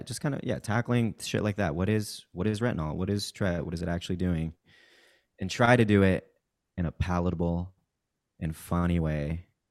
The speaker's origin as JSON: {"language": "English", "region": "Kansas", "country": "United States", "tie": "born or raised there", "also_born_or_lived": "Mexico City, Mexico", "said": "I, I moved to Kansas when I was in third grade and went to, like, high school there, but I'm originally from Mexico City"}